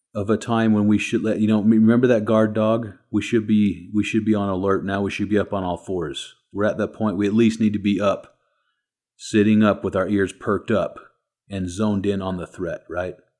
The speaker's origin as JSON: {"language": "English", "country": "United States"}